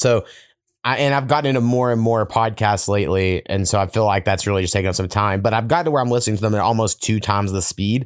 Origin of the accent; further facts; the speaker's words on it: Oklahoma, United States; I have this memory at 4 years old because I grew up in Oklahoma, so everyone loves fucking country music